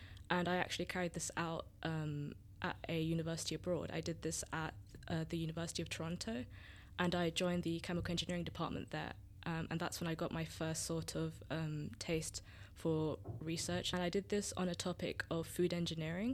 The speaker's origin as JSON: {"language": "English", "area": "Surrey, near Croydon", "region": "South London", "country": "United Kingdom", "tie": "born or raised there", "first_language": "Tamil", "said": "From South London or Greater London, South London. I grew up in Surrey, near Croydon"}